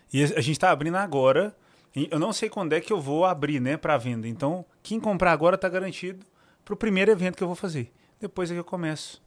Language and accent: Portuguese; Minas Gerais, Brazil; accent: mineiro; o meu sotaque de mineiro nervoso